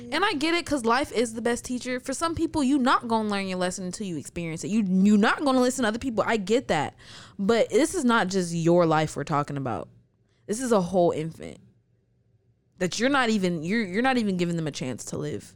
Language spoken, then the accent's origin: English; United States; I was born in the United States.